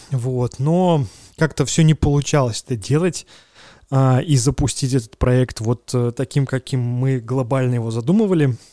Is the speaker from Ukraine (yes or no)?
no; Belarus; мы белорусы